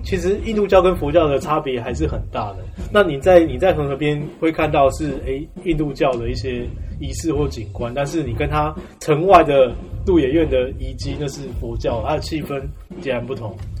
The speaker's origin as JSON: {"language": "Chinese", "country": "Taiwan", "tie": "born or raised there", "said": "我也是土生土长台湾人"}